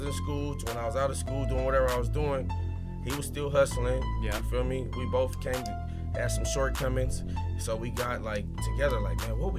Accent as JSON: {"language": "English", "town": "Compton", "region": "California", "country": "United States", "said": "a nigga from Compton"}